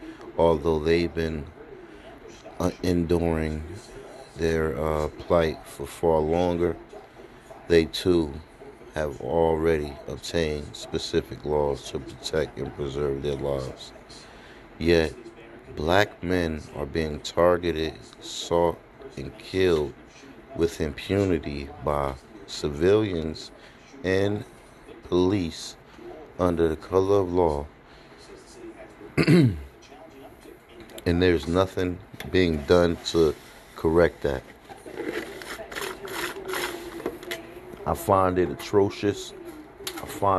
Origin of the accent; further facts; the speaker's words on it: New Jersey, United States; New Jersey, my home state.